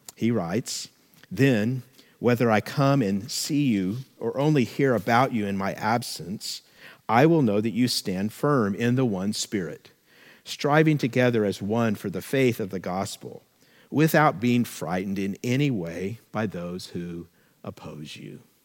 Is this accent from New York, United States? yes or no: no; California, United States; we're very proud of being Californians